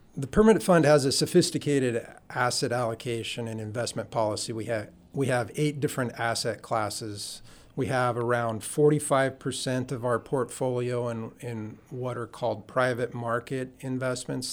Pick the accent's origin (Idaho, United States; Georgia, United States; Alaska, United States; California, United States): Alaska, United States; Juneau; also born or lived in Cordova, Alaska / Yakutat, Alaska; I was born in Cordova, lived in Yakutat, and then grew up primarily in Juneau